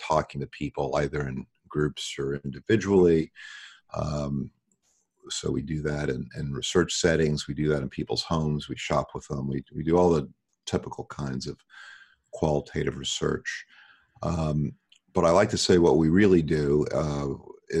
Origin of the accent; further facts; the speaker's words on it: New York, United States; moved away as an adult; now in Los Angeles, United States; I live in Los Angeles. I grew up in New York.